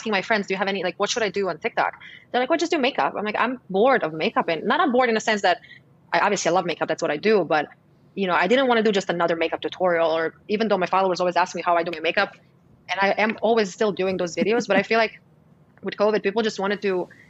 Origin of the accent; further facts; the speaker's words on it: Croatia; moved away as an adult; also born or lived in New York, United States; now in Miami, United States; originally I'm from Croatia. Yeah, I'm from Croatia, born and raised. I moved to the States when I was 22 on my own